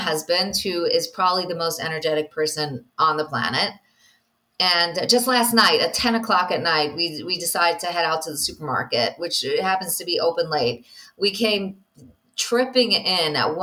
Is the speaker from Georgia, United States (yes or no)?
no; New York, United States; now in Israel; I'm from New York